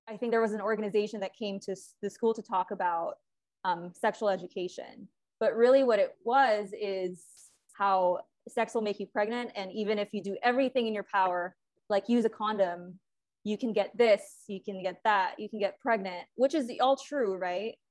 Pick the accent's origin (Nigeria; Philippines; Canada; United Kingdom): Philippines; moved away as an adult; now in Los Angeles, United States; I was actually born and raised in the Philippines. Um, I moved to LA when I was 18.